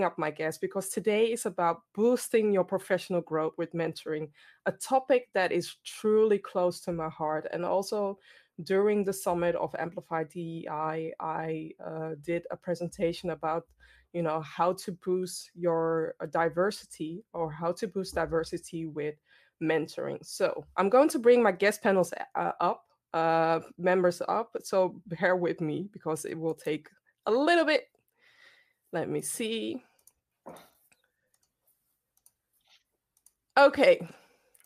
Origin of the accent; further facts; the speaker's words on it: Amsterdam, North Holland, Netherlands; based in the Netherlands, born and raised in Amsterdam, Ghanaian background